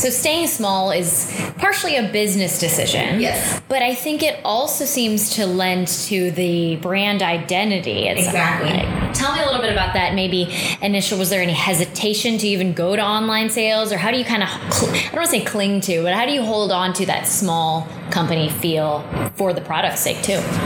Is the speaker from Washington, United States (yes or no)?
no; St. Louis, Missouri, United States; We're both from St. Louis area.